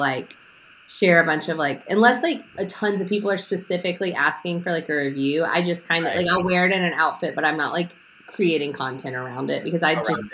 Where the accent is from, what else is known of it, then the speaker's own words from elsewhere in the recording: Memphis, Tennessee, United States; I grew up in Memphis.